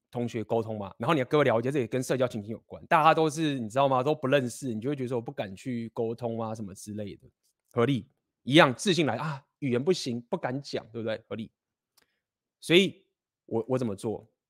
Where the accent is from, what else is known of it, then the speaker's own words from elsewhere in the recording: Taiwan; moved away; 我们就是生在台湾，那我们就是学中文